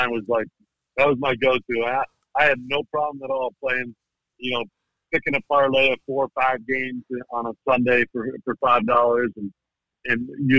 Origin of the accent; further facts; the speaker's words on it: Southern Ontario, Canada; moved away as an adult; also born or lived in Phoenix; growing up in Southern Ontario, I've been a Bills fan longer than I've been anything else.